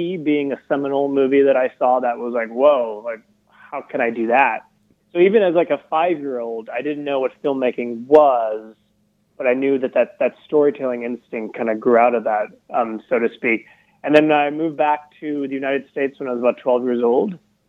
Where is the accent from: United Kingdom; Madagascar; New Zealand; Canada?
Madagascar; I was born and raised in Madagascar.